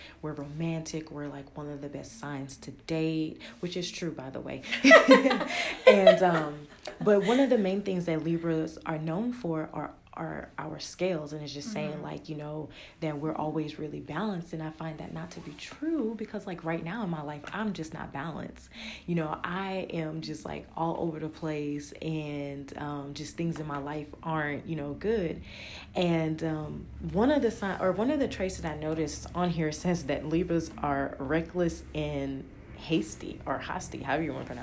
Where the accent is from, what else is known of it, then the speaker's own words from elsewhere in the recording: Louisiana, United States; I'm from Louisiana